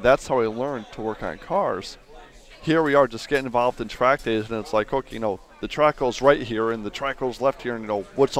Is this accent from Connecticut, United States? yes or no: yes; Connecticut, United States; I grew up in Connecticut.